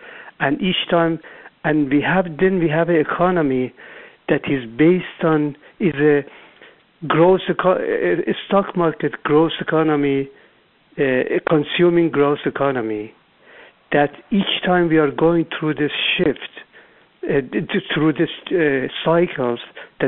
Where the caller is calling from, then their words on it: Irvine, California, United States; I'm calling from Southern California, Irvine.